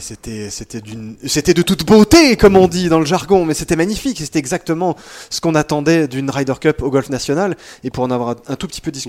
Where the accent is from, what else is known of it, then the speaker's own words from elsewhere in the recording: France; on est français, qu'on est en France